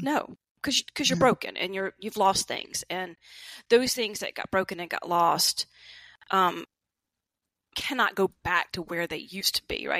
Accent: the South, United States; growing up in the South

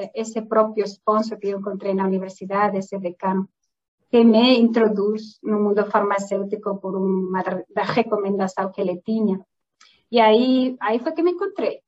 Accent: southwest Spain, Spain; Portuguese is a second language; moved away as an adult; also born or lived in Portugal; now in Brazil; eu não sou brasileira, não é? meu sotaque não é daqui. Uh, ah, eu sou espanhola de origem, sou de uma região do sudoeste da Espanha

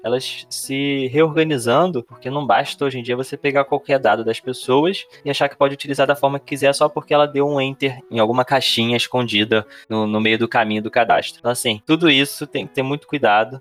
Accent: Rio de Janeiro, Brazil; o Rio de Janeiro, que é de onde eu sou

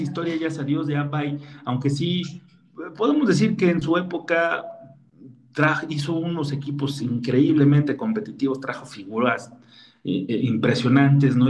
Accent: Mexico; nuestro querido país

